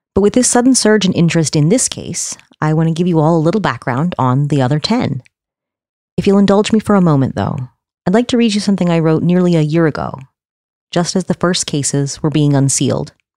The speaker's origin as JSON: {"language": "English", "town": "Charlottesville", "region": "Virginia", "country": "United States", "tie": "born or raised there", "said": "my hometown of Charlottesville, Virginia"}